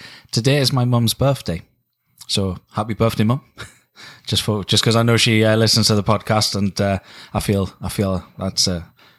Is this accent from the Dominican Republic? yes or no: no; Canada; now in United Kingdom; I am a Canadian singer-songwriter living in the UK.